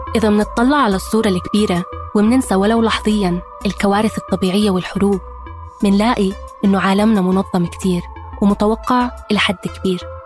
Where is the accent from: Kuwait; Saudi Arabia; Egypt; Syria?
Egypt; كوني مصرية